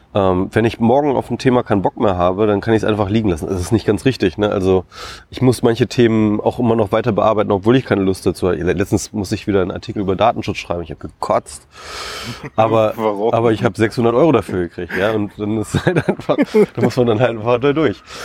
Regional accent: Isernhagen, Lower Saxony, Germany; ich komme aus Hannover ursprünglich, bin ich äh, dort in Hannover in der Nähe aufgewachsen, äh, Isernhagen, um genau zu sein.

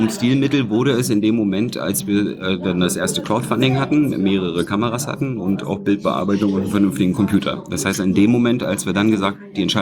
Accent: Berlin, Germany; ich bin Berliner, Ostberliner.

